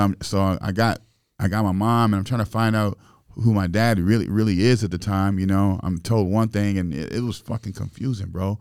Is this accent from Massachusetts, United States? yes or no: no; Springfield, Illinois, United States; I grew up in Springfield, Illinois, and, you know, and we didn't have much